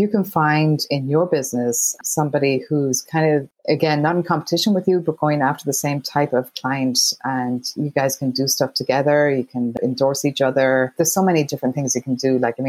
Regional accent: Ireland; moved away as an adult; now in United States; So I grew up in Ireland, went to college in Ireland

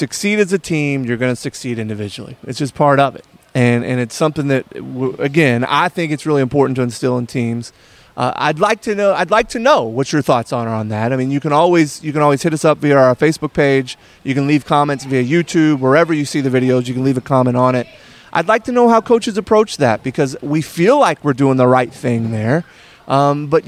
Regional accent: Kentucky, United States; We're from Kentucky

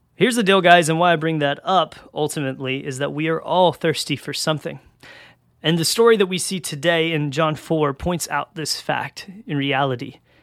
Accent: Georgia, United States; I'm from Georgia and in, in the South, so it gets real hot down here

